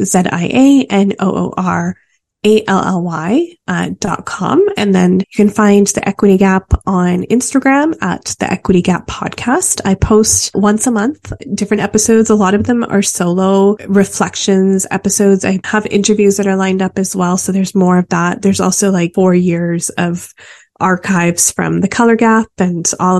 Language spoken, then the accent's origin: English; Calgary, Alberta, Canada; moved away as an adult; also born or lived in Vancouver; growing up in Calgary